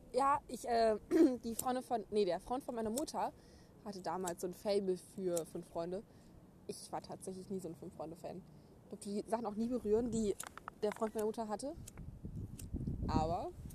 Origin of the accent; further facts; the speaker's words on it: Gütersloh, North Rhine-Westphalia, Germany; ich komme aus Gütersloh